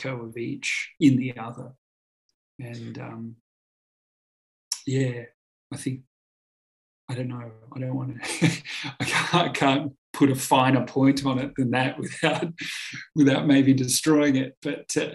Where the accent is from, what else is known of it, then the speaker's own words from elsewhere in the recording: Australia; being Australian. There's an inherent compulsion to move and be mobile as an Australian